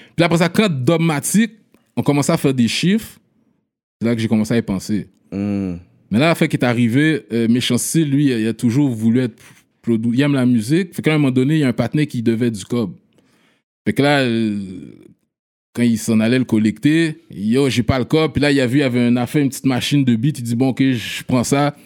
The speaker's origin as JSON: {"language": "French", "town": "Montreal", "region": "Quebec", "country": "Canada", "tie": "born or raised there", "said": "Je suis né là, puis j'ai déménagé à 8 ans dans le quartier P9."}